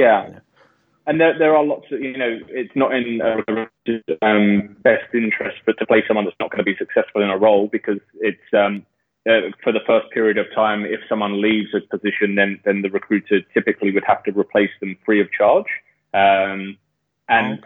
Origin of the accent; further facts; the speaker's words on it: London, United Kingdom; moved away as an adult; now in Australia; I'm from London. Uh, I've been living in Australia for the last eight years